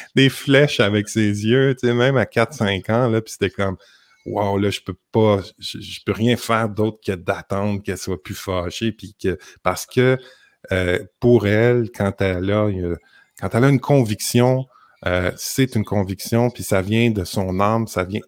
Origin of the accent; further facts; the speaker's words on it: Montreal, Quebec, Canada; moved away; moi, je suis de Montréal